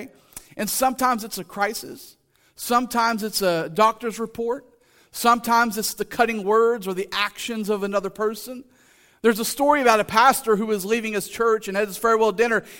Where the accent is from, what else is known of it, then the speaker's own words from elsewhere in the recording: Haileyville, Oklahoma, United States; Haleyville's down southeast of McAllister. That's my hometown. That's where I grew up